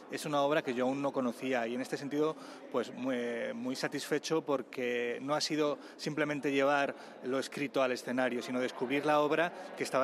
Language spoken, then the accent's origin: Spanish; Vilches, Andalusia, Spain; los recuerdos propios de de mi pueblo, de, de Vilches en, en, Jaén. En este sentido sí que eh, siento que la, que la obra, eh, sin ser autobiográfica, tiene mucho, mucho, mucho de lo que es mi infancia